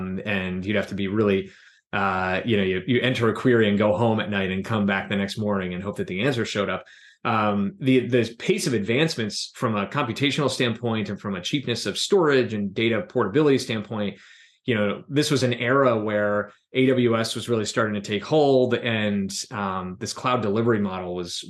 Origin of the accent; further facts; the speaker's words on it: Philadelphia, Pennsylvania, United States; And, you know, headed back to what was my hometown.